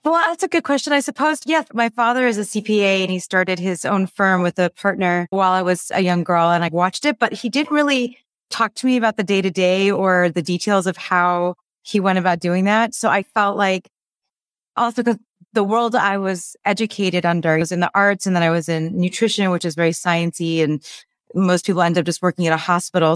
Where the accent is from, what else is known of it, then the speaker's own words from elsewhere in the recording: Los Angeles, California, United States; So, I grew up in Los Angeles. I'm still in Los Angeles, born and raised